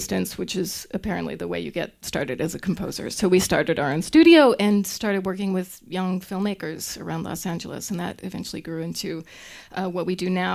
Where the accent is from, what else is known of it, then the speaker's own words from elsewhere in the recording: Winnipeg, Manitoba, Canada; also born or lived in Toronto; now in Louisville, United States; I'm from Winnipeg, Manitoba. You might have heard my oat. I said oat.